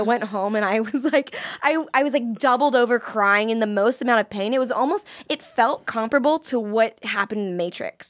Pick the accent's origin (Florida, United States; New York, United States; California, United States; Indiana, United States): Florida, United States; I'm from Florida